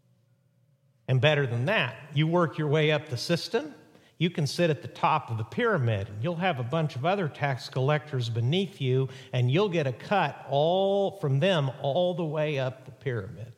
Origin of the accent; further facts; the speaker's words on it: Mexico; moved away; where I grew up in Mexico